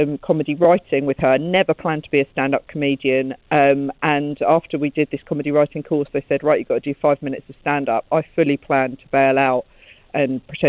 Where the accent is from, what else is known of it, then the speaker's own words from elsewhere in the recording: Southend-on-Sea, East of England, United Kingdom; I've got my homecoming tour. Actually, my last show will be Southend